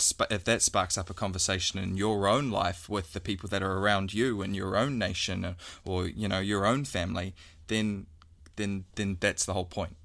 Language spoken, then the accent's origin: English; New Zealand; we're a Kiwi